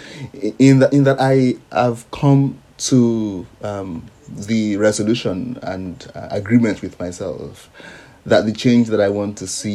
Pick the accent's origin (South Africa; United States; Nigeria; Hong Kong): Nigeria; now in Sydney, Australia; I'm speaking as a Nigerian now, part of that push is convincing, say, my friends and colleagues back home in Nigeria